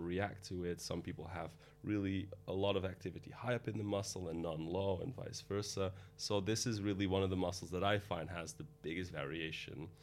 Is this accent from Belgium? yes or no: yes; Antwerp, Flanders, Belgium; moved away as an adult; also born or lived in Rotterdam; now in London, United Kingdom; I'm from Antwerp, Belgium